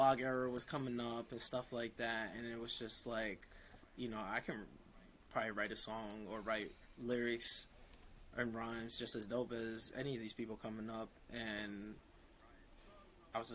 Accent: Bergenfield, New Jersey, United States; also born or lived in Essex County, New Jersey; I grew up in Bergenfield, Bergen County

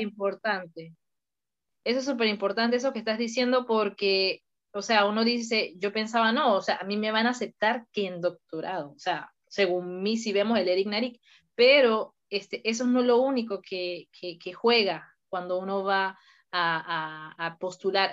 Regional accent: Mérida, Venezuela; moved away as an adult; now in Toulouse, France; yo soy ingeniería civil ya de, Venezuela, pues, porque yo nací en Venezuela, en Mérida, y eh, decidí venir a Francia

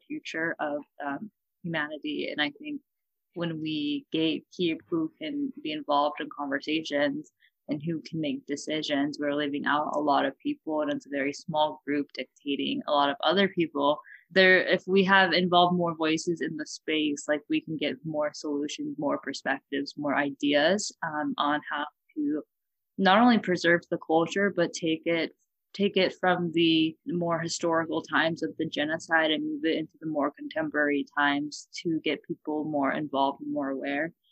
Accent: Fresno, California, United States; moved away as an adult; now in Washington, D.C., United States; I'm from Fresno

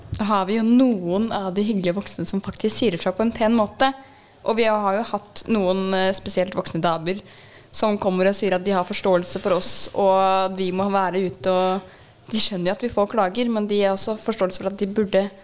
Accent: Svelvik, Norway; Vi er alle ungdom fra Svelvik.

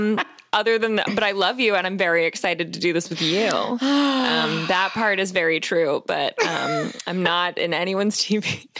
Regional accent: Jupiter, Florida, United States; I'm from Florida. I'm from South Florida, Jupiter, Florida, to be exact.

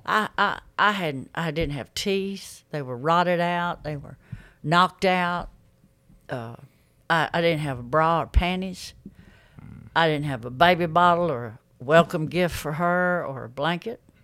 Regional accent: Pinson, Alabama, United States; I grew up in Pinson

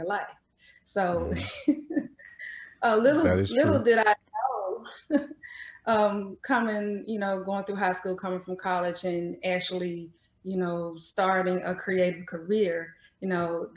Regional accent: Jackson, Mississippi, United States; also born or lived in Atlanta, Georgia; I was born and raised in Jackson, Mississippi

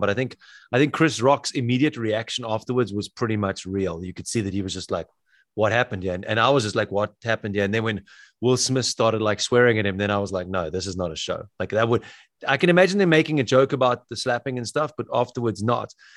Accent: South Africa; I'm from South Africa

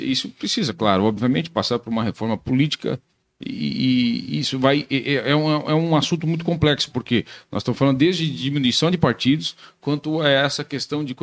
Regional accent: Laranjeiras do Sul, Paraná, Brazil; eu sou de Laranjeira do Sul, bem no meio.

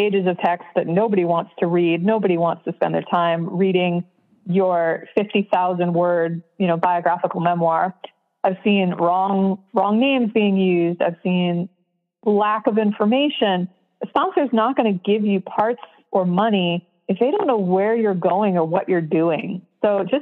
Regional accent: New York City, New York, United States; I grew up in New York City

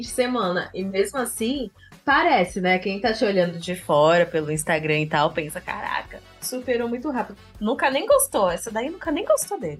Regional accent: Santos, São Paulo, Brazil; a gente é de Santos. Santos é muito pequeno

